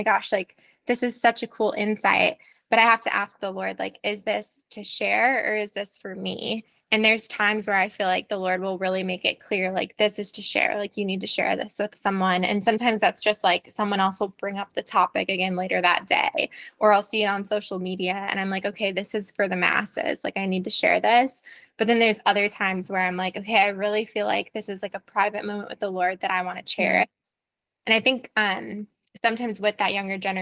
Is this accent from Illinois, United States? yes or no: yes; Chicago, Illinois, United States; also born or lived in Indiana / Colorado; now in Tennessee, United States; I grew up in the Chicago area